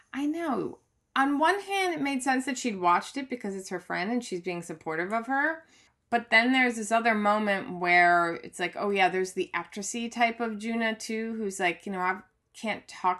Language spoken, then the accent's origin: English; Michigan, United States; accent: Michigan; my Michigan accent.